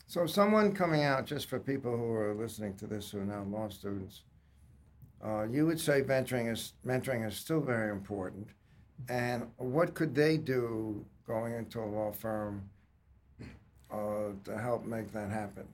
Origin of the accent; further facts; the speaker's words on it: Long Island, New York, United States; also born or lived in Staten Island; moved out to Long Island